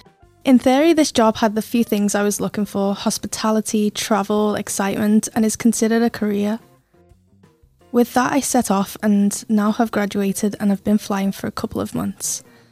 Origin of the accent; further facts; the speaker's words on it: Whitianga, Waikato, New Zealand; moved away as an adult; Growing up in Fitianga, I would have never thought I'd be doing what I am now.